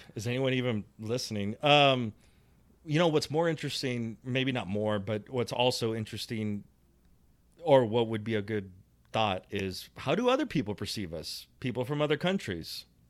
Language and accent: English; United States; I'm an American. I've been here. I'm not first generation either